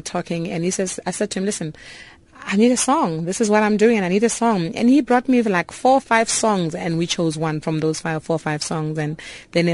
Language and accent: English; Polokwane, Limpopo, South Africa; moved away; also born or lived in Cape Town; my hometown where I come from in Polokwane